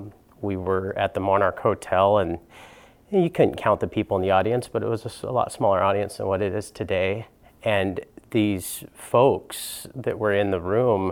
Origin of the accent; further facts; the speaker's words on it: Washington, United States; And I came from from Eastern Washington, kind of a farming community